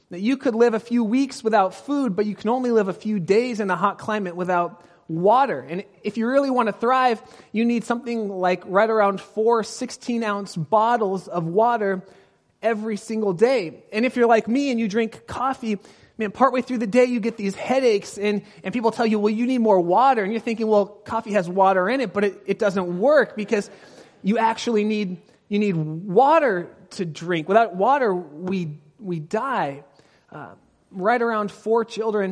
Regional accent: Pasadena, California, United States; moved away as an adult; now in Northern California, United States; Until I was 18, I grew up in Southern California, down by Pasadena

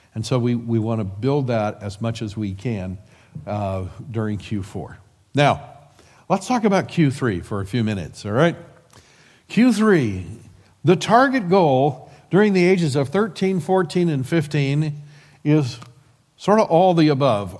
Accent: Midwest, United States; we're from the Midwest

